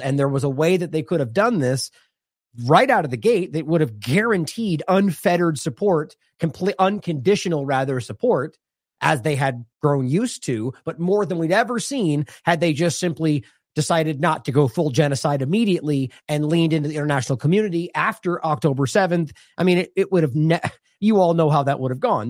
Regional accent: United States; I'm speaking as an American from a U S-centric perspective

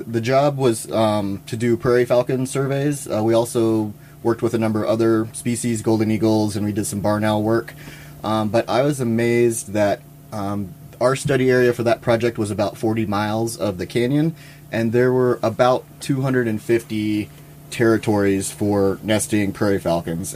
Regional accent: Louisiana, United States; moved away as an adult; also born or lived in California; now in Idaho, United States; I grew up in Louisiana um, and went to school down there.

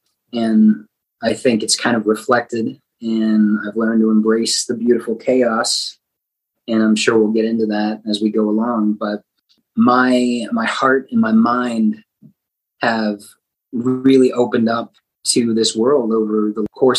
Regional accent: Denton, Texas, United States; Denton, Texas. Little D.

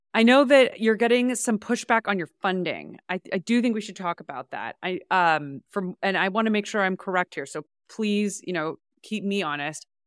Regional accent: San Francisco, California, United States; I grew up in San Francisco

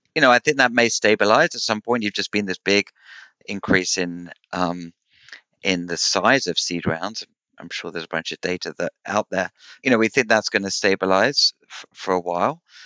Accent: United Kingdom; I'm I'm British

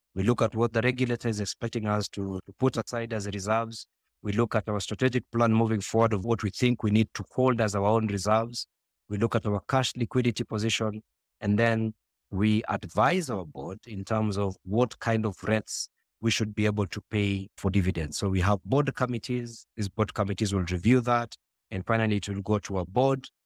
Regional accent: Nairobi, Kenya; I was born and raised in Kibra

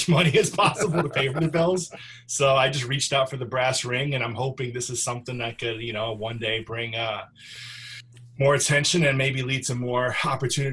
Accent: New York, United States; moved away; I'm from New York originally

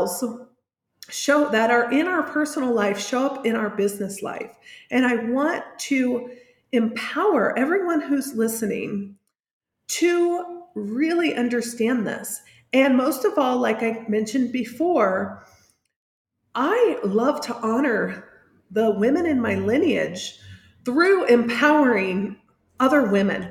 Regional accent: Indianapolis, Indiana, United States; moved away as an adult; now in San Miguel de Allende, Mexico; I'm originally from Indianapolis, Indiana, although I live in San Miguel de Allende in central Mexico

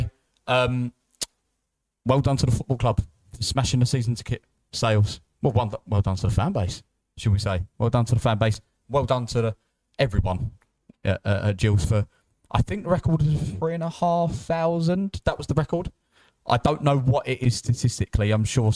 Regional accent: Chatham, South East England, United Kingdom; I'm from, shall I say Chatham? Yeah, I'll go Chatham then.

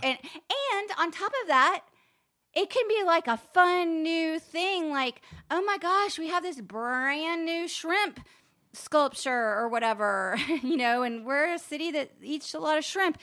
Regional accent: Charleston, South Carolina, United States; moved away; I grew up in Charleston.

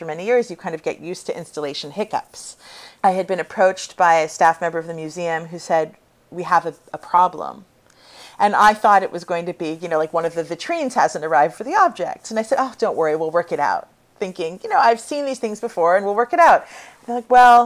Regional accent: California, United States; I grew up on the West Coast in California

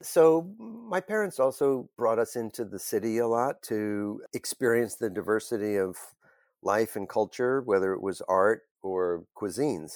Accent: Bergen County, New Jersey, United States; I grew up in Bergen County, New Jersey, a suburban town just over the George Washington Bridge from the city

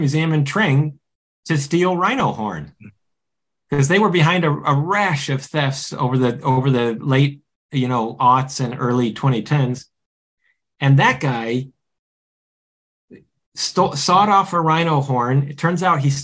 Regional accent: United States

